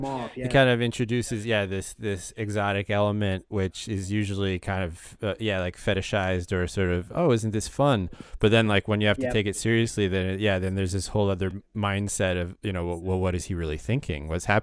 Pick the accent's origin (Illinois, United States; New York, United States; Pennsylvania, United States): New York, United States; New York City; So I'm from Riverdale in the Bronx, and most people say that's not the Bronx